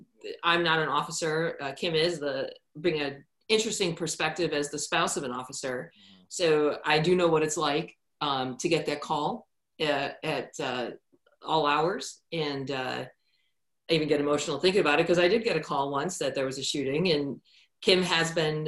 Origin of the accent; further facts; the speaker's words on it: Chicago, Illinois, United States; moved away as an adult; now in Pacific Northwest, United States; I have a real passion for Chicago anyway, born and raised there. And a bunch of friends grew up to be officers from my neighborhood on the South Side.